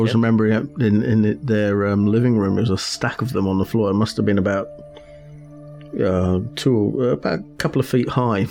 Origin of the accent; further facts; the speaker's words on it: United Kingdom; I'm a British